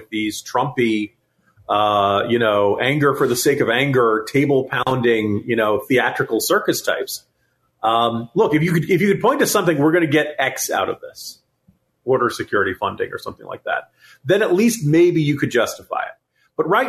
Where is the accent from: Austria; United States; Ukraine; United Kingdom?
United States; Virginia; my home state of Virginia